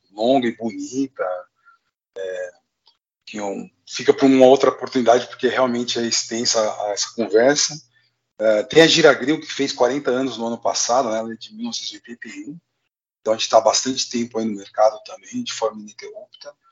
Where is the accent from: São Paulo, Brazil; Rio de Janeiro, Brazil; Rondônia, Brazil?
São Paulo, Brazil; Marília; also born or lived in Pompeia; eu, nasci em Pompeia, né, numa cidade próximo a Marília, você deve conhecer. Uh, eu fui com 10 anos para Marília, então toda essa minha infância até a adolescência eu passei no interior.